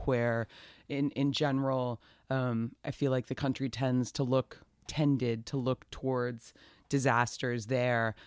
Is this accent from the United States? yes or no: yes; Atlanta, Georgia, United States; I'm from Atlanta. I was born there, raised there